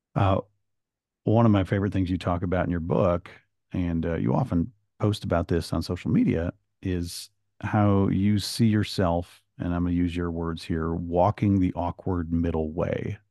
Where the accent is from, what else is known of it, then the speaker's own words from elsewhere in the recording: Michigan, United States; moved away; I'm from Michigan originally